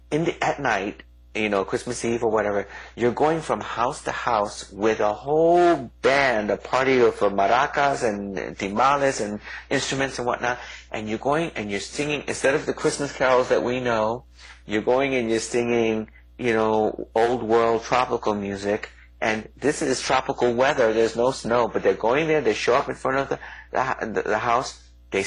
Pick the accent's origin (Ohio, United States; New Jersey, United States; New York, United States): New York, United States; New York City; also born or lived in Puerto Rico; I'm from New York. I'm born and raised in New York City, and we had all those Christmases that way. You know, I only lived briefly in Puerto Rico